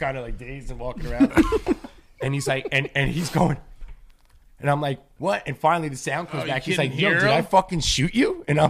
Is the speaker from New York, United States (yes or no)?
yes; Yonkers, New York, United States; The reason I ask is because it's growing up in Yonkers, I guess Yonkers was always trying to find a place that fit in with Brooklyn and the Bronx.